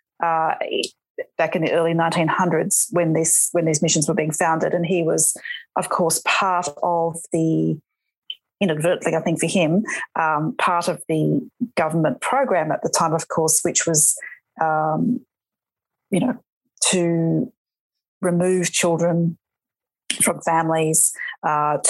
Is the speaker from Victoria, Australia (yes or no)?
no; Western New South Wales, Australia; I grew up in Western New South Wales